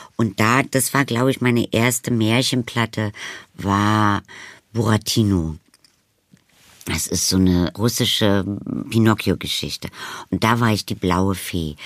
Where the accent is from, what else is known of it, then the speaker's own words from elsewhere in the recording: Berlin, Germany; bin ich entstanden und groß geworden am Brecht Ensemble